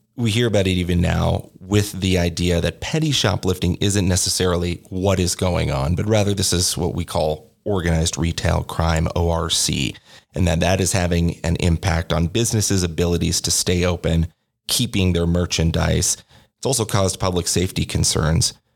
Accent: Oregon, United States; moved away as an adult; now in Albuquerque, United States; I am from Oregon

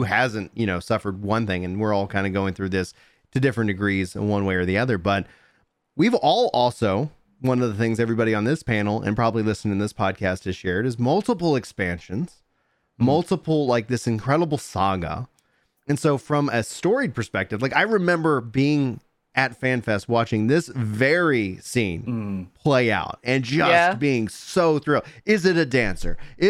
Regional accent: Nacogdoches, Texas, United States; Like I grew up in East Texas, born in Nacogdoches for anybody listening.

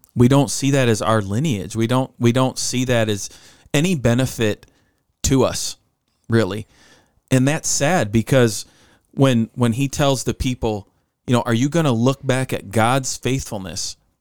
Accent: United States; us being American

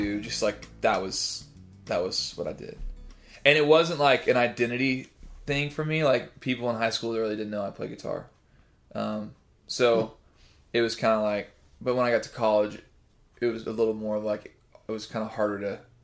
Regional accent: Liberty, Missouri, United States; Liberty, Missouri, which is where I'm really from

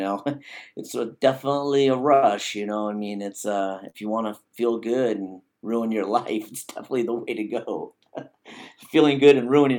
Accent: Arizona, United States; born there; also born or lived in Alaska; Background is, I was born in Arizona. That's where I reside now. I'm back in Arizona and, moved to Alaska.

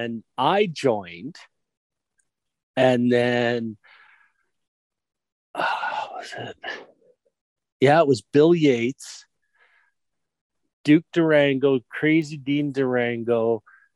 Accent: Canada; we're Canadian, we trained with the Hearts

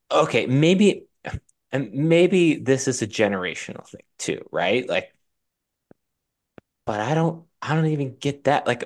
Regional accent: Altoona, Pennsylvania, United States; living in Altoona, growing up in Altoona, we did not have a, an NBA team.

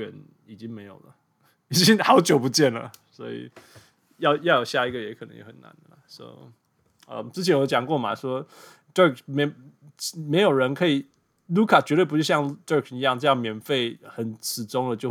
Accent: Canada; 这是我们加拿大人的新英雄。

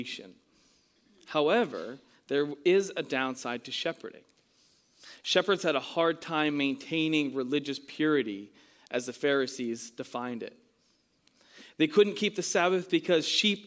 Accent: New England, United States; moved away; I'm from New England

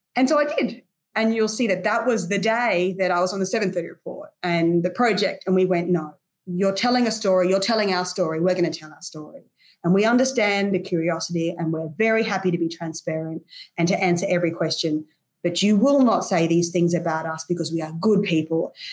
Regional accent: Brisbane, Queensland, Australia; Brisbane, which is my hometown.

